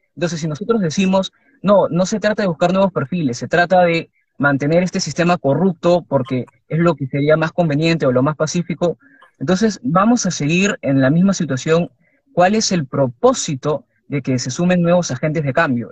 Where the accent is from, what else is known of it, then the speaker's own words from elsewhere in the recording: Lima, Peru; yo, como pueblo librense